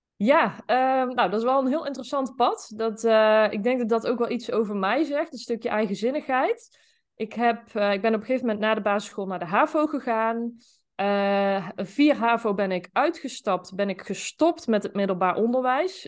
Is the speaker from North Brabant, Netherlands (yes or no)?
yes; Zeeland, North Brabant, Netherlands; Ik ben ehm, opgegroeid in een eh, klein dorp, Zeeland. Dat, eh, dat ligt in eh, Noord-Brabant.